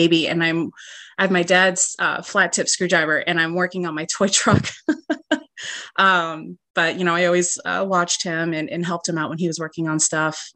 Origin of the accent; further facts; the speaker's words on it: Alaska, United States; moved away as an adult; also born or lived in Illinois / Florida / Virginia; now in North Carolina, United States; I was born and raised in Alaska